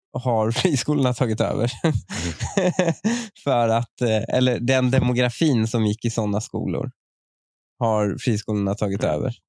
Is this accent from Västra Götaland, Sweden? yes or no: no; Upplands Väsby, Stockholm County, Sweden; uttalet de har känner jag så jävla mycket igen från min uppväxt i Väsby